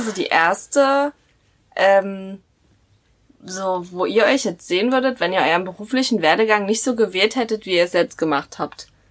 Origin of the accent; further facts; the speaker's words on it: Halle, Saxony-Anhalt, Germany; 24, ich komme aus Halle